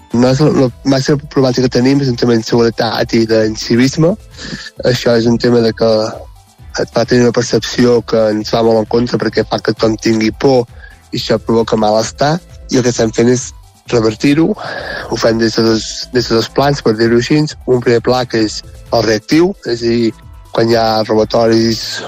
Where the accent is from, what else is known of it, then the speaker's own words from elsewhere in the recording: Sant Quirze de Besora, Catalonia, Spain; vaig tornar a viure a Sant Quirze de Besora, que és el meu poble